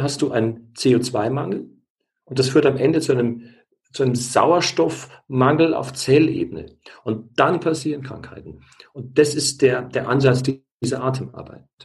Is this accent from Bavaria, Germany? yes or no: yes; Bavaria, Germany; bei uns in Bayern, Bad Reichenhall